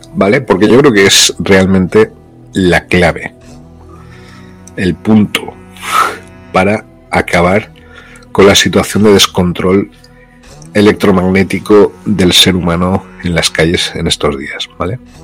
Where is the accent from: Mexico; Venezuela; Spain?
Spain; moved away as an adult; also born or lived in Brazil; por ser español en América